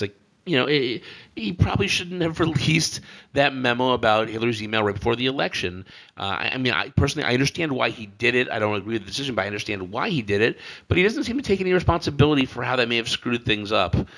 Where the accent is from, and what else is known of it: United States